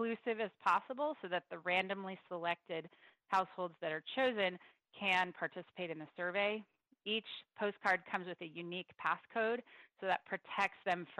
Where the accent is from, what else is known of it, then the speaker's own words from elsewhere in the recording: Santa Clara County, California, United States; I grew up in Santa Clara County as well, not in San Jose